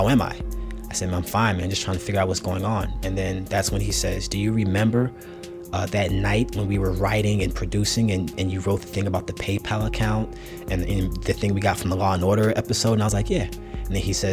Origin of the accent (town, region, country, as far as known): St. Louis, Missouri, United States; born or raised there